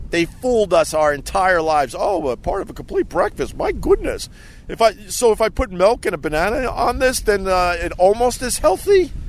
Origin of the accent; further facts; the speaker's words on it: New York, United States; No, I'm just from Long Island